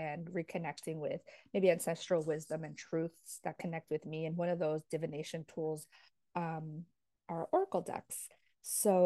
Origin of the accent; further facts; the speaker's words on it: New Jersey, United States; also born or lived in Paraguay (ancestry) / New York City; now in Florida, United States; I grew up in New Jersey, Jersey girl forever.